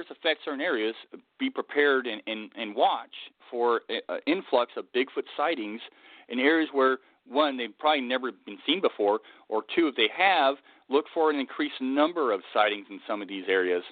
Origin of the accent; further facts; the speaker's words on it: Southern California, United States; growing up in Southern California, my parents losing their house during the Cedar Fire